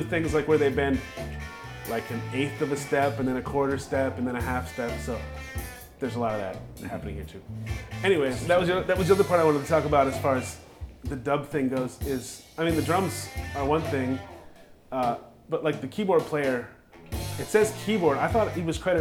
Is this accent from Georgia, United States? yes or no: no; North Dakota, United States; I'm from North Dakota